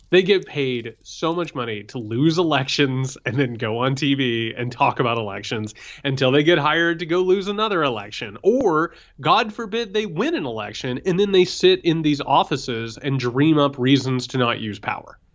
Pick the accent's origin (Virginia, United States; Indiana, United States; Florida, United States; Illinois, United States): Indiana, United States; Southern; I'm from Southern Indiana.